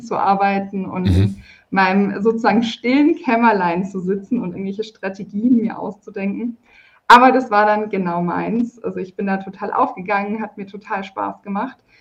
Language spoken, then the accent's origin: German; Karlsruhe, Baden-Württemberg, Germany; Ich komme, örtlich gesehen komme ich aus Karlsruhe. Ich bin auch immer noch in Karlsruhe